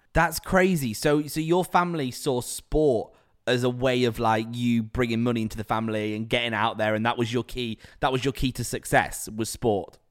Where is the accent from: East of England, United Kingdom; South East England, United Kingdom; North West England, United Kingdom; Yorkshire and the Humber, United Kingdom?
North West England, United Kingdom; Preston; now in London, United Kingdom; as a Preston lad